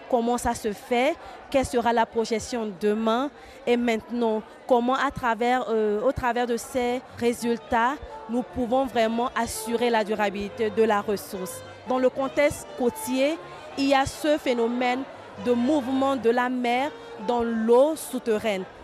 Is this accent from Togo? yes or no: yes; Togo; je suis togolaise.